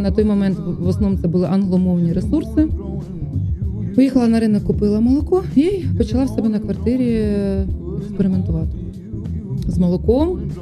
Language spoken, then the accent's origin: Ukrainian; Chutove, Poltava Oblast, Ukraine; moved away; also born or lived in Khorol / Shyshaky / Kyiv; Я народилася в Хорулі, але росла в Чутово